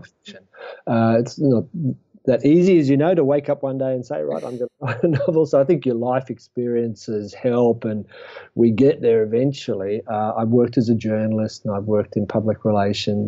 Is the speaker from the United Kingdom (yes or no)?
no; Australia; being an Australian who spends a lot of time in Africa